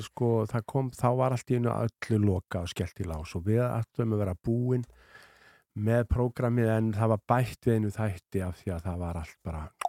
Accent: Ísafjörður, Westfjords, Iceland; ég er alveg upp á Ísafjörði

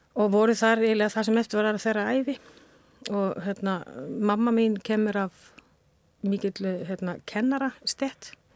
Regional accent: Spain; Icelandic is a second language; moved away as an adult; also born or lived in Denmark / Netherlands; now in Iceland; á unglingsárum eldst ég upp á Spáni

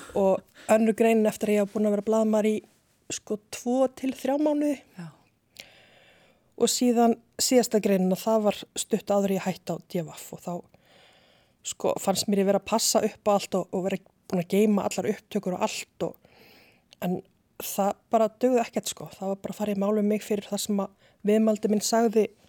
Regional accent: Reykjavík, Capital Region, Iceland; also born or lived in Seyðisfjörður; ég er fætt í Reykjavík og bý í Breiðholti í Hólakverfi þangu til að ég er nýjára

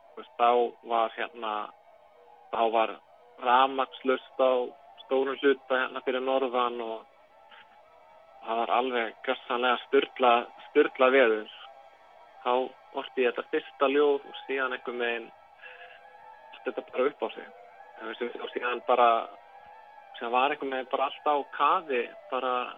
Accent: Reykjavík, Capital Region, Iceland; moved away as an adult; now in Akureyri, Iceland; ég er 8 ára litjum til Reykjavíkur og þetta eru, þetta eru rúm 20 ár sem ég býð fyrir sunnan

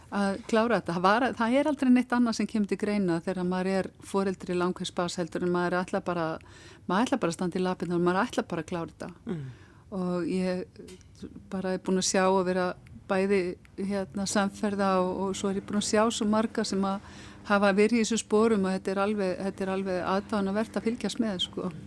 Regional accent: Akranes, Western Region, Iceland; ég er frá Akræðinsi

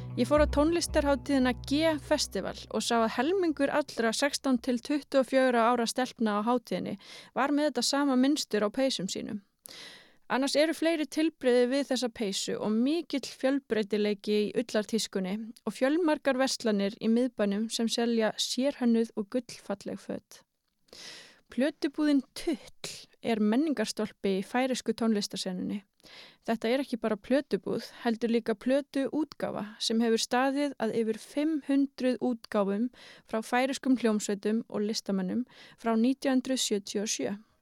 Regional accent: Iceland; við Íslendingar

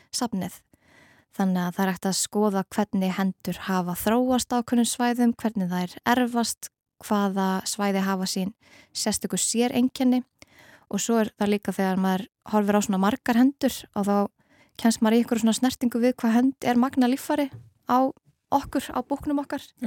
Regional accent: Iceland; við Íslendingar

